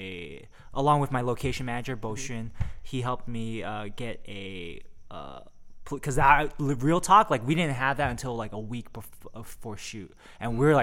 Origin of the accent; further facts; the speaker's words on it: Milpitas, California, United States; moved away as an adult; now in Los Angeles, United States; I moved to LA about 5 years ago. No, 4 years ago from the Bay Area. Oh. Yeah, I'm from Milpitas. South Bay in the Bay Area